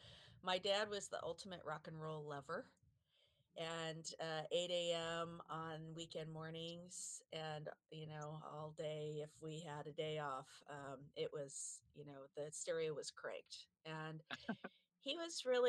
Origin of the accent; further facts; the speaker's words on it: Southern California, United States; I grew up in Southern California